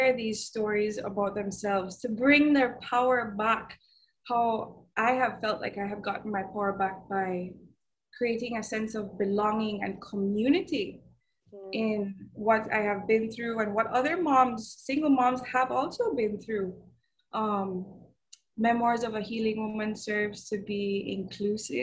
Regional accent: Belize; moved away as an adult; now in Miami, United States; I was raised in Belize

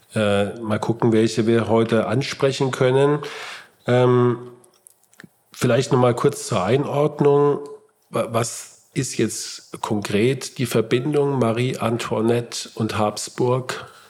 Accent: Heidelberg, Baden-Württemberg, Germany; meine Heimatstadt Heidelberg

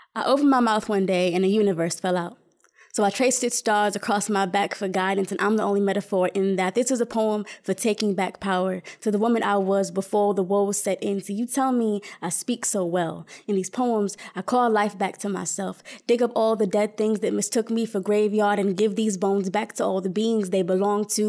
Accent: Flint, Michigan, United States; also born or lived in Indianapolis, Indiana; was born and raised in Flint. Um, I lived there until I was about 26 years old

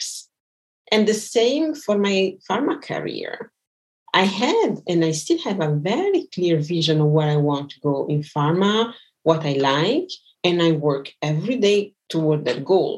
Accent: Brazil; I'm from Brazil

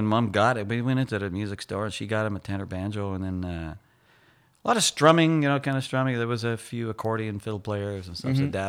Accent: Shannon, Quebec, Canada; also born or lived in Sherbrooke, Quebec; now in Wakefield, Canada; I was born in Sherbrooke, Quebec, but as a young baby, we moved to Shannon, which was my dad's hometown. It's a little ways northwest of Quebec City.

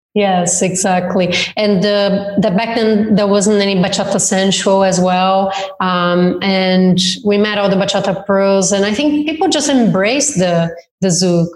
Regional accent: Campo Mourão, Paraná, Brazil; English is a second language; moved away as an adult; now in Australia; i was from a very small town in the south of brazil my family is still there

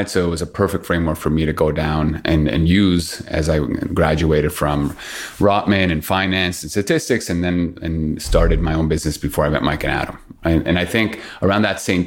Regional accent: Peru; my background is born and raised in Peru.

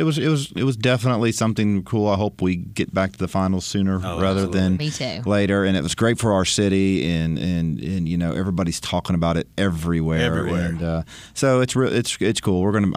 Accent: Nashville, Tennessee, United States; we're from Nashville.

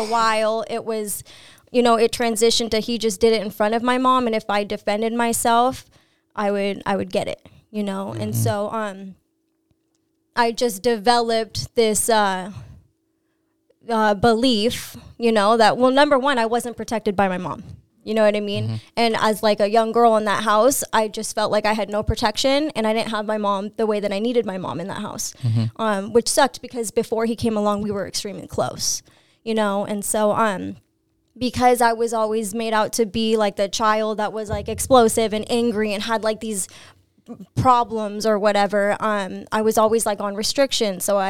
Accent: Lakeside, California, United States; also born or lived in Santee / El Cajon; Grew up in Lakeside, moved to Santee, then ended up in El Cajon somehow.

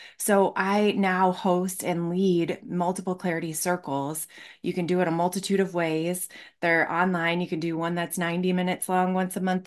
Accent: Michigan, United States; I grew up in Michigan

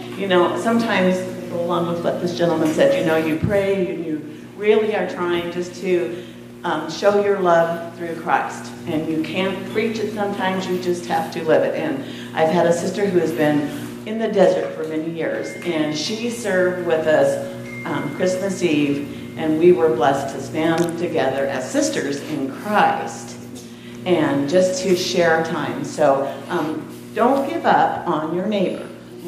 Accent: Oregon, United States; I'm actually from Oregon.

